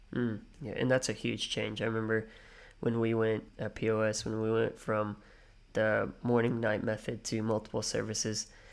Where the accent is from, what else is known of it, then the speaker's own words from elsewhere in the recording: United States; now in Australia; I'm an American